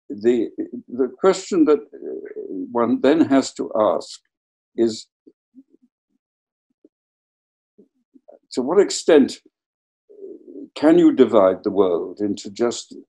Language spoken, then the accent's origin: English; Wales, United Kingdom; my home country, Wales